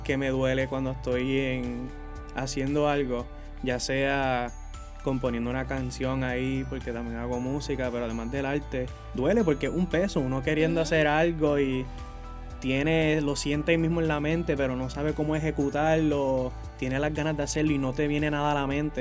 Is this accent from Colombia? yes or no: no; Ponce, Puerto Rico; soy aquí de Ponce